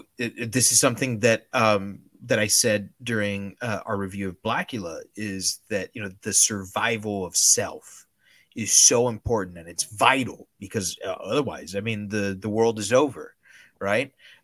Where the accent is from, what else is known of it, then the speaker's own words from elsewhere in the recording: Miami, Florida, United States; accent: Miami; There's a reason why I've tried as much as possible to get rid of my Miami accent and speak with as neutral an American accent as I can.